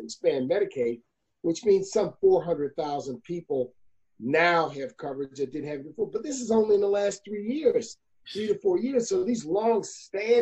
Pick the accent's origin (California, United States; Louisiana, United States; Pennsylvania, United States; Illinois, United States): Louisiana, United States; New Orleans; born or raised there